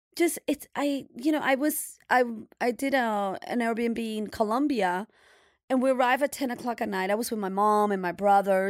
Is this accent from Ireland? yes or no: no; New York City, New York, United States; we're New Yorkers or we're from Brooklyn